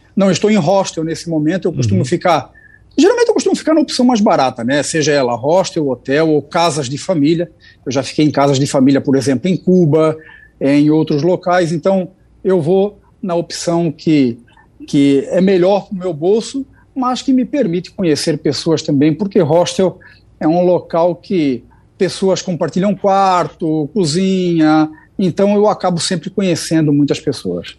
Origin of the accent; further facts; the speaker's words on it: Camboriú, Santa Catarina, Brazil; eu sou de Camboriú, Santa Catarina